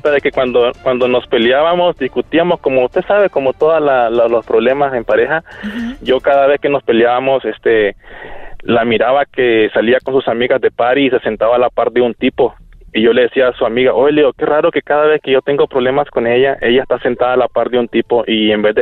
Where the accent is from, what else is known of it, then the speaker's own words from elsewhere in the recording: Nicaragua; now in United States; A Nicaragua.